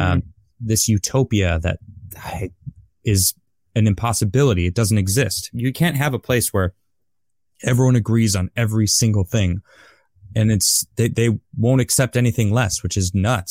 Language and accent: English; United States; I'm American, I live here